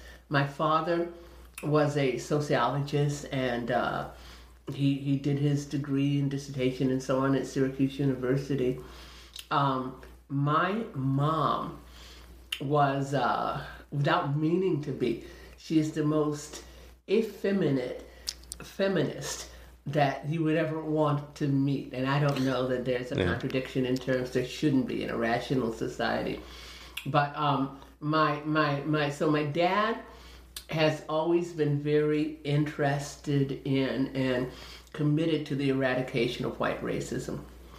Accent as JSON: {"language": "English", "country": "Indonesia", "tie": "born there", "said": "And now I'm 63, so that's all, that goes all the way back to like 1957, even before then, because I was born in Indonesia."}